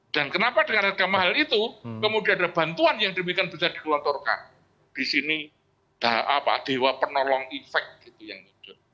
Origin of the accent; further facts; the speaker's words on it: Java, Indonesia; Jadi eh, sebagai orang Jawa, seorang presiden itu dia itu kan eh, apa role model, gitu loh.